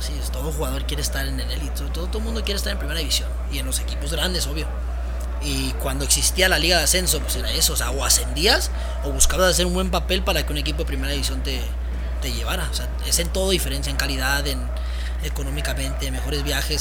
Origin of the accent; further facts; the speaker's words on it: Dallas, Texas, United States; moved away as an adult; also born or lived in Guadalajara; now in Ciudad Juárez, Mexico; yo soy de Estados Unidos, soy de Dallas, de Dallas, Texas. Mis papás son, son chilangos, son del DF, pero yo nazco en Estados Unidos. Ahí hago toda mi carrera, bueno, desde niño, la prepa